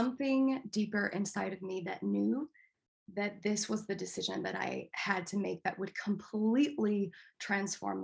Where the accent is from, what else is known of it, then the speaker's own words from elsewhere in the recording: Denver, Colorado, United States; moved away as an adult; now in Seattle, United States; Dr. Roger Teal, who I grew up with in Mile High Church in Denver.